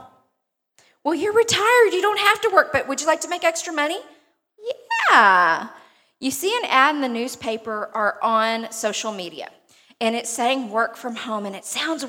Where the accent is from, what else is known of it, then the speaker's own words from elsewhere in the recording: Beaumont, Texas, United States; accent: twang; I'm originally from Beaumont, if you can't tell from my twang